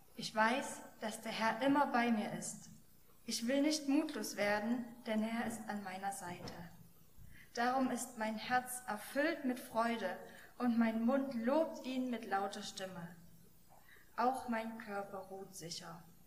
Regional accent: Germany; als Deutsche

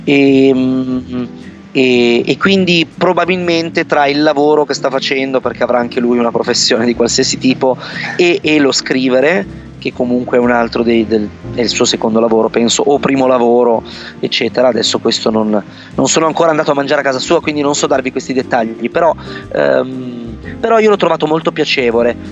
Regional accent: Vercelli, Piedmont, Italy; moved away as an adult; also born or lived in Turin; io sono originario in realtà di Vercelli, quindi questa cittadina di provincia circondata dalle risaie

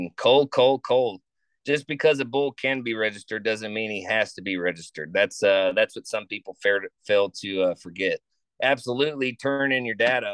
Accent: Florida, United States; I grew up in Florida

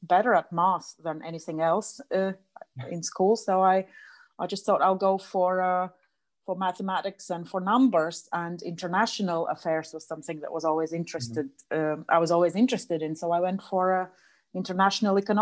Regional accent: Riga, Latvia; I'm originally from Latvia. I've lived in Riga all my life

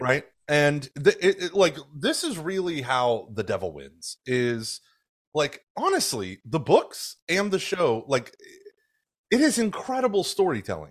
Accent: Oklahoma, United States; now in Houston, United States; I grew up in, like, the siege mentality of Catholicism where it was, it was very much us versus them in fundamentalist Oklahoma

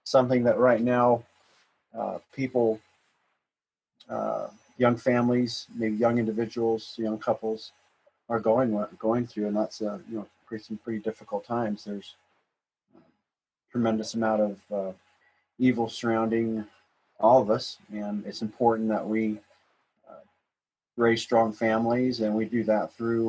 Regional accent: Midvale, Utah, United States; also born or lived in Santa Cruz, Utah; I was raised in Midvale, South Salt Lake.

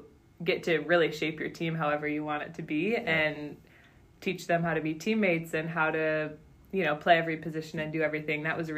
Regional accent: Stevensville, Michigan, United States; moved away as an adult; Yeah, so I grew up in Southwest Michigan in Stevensville and went to Lakeshore High School, the public high school there

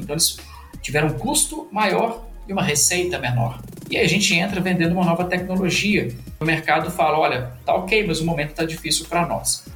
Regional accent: Minas Gerais, Brazil; nós que somos mineiros

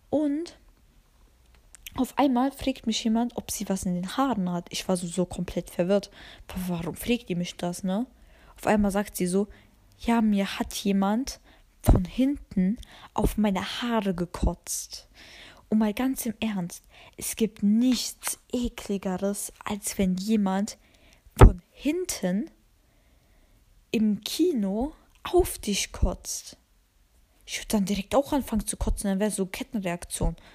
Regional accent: Albania; Und ich liebe Dragon Ball und bin Albanerin. Ganz wichtig, dass ich Albanerin bin.

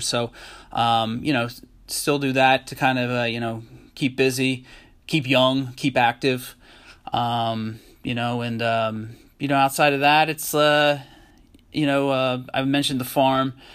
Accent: Harrisburg, Pennsylvania, United States; I'm originally actually from, um, Harrisburg, Pennsylvania

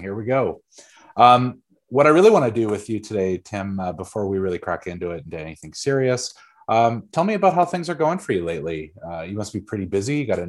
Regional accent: Vancouver, British Columbia, Canada; I grew up in Vancouver and have been involved in the tech community here for the last 10 years or so

